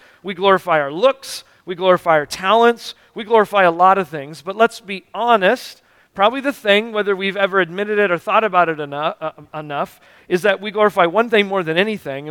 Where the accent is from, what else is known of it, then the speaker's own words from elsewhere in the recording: United States; we're Americans